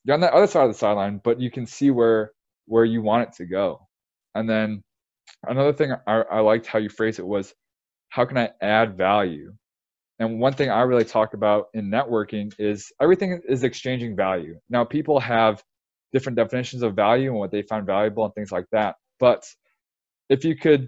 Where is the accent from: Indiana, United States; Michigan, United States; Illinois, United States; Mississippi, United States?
Illinois, United States; now in Texas, United States; I'm from Illinois